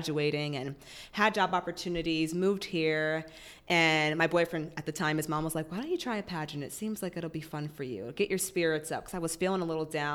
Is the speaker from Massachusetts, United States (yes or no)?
yes; Massachusetts, United States; moved away; I'm originally from Massachusetts